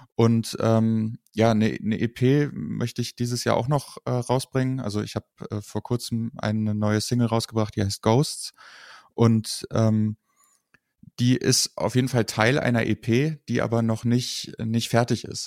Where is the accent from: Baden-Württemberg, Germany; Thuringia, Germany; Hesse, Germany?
Hesse, Germany; Kassel; ich komme aus Kassel